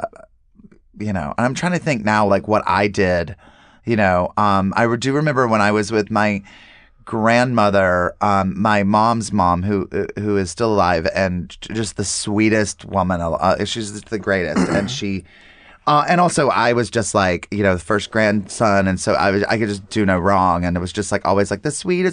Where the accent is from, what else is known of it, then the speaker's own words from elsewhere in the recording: North Carolina, United States; growing up in North Carolina